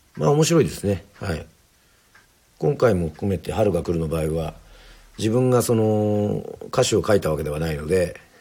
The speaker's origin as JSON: {"language": "Japanese", "town": "Yoron", "region": "Kagoshima", "country": "Japan", "tie": "born or raised there", "said": "その水で要は生まれ育って"}